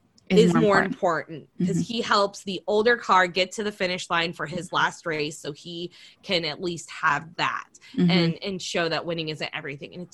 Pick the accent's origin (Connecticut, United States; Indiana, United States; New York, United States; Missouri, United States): Indiana, United States; we grew up in Indiana, so NASCAR and Indy 500 and all the things were huge.